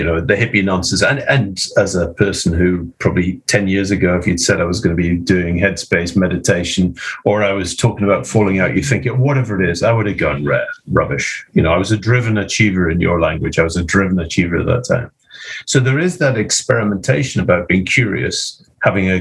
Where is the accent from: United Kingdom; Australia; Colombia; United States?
United Kingdom; Scotland; as a Scottish Presbyterian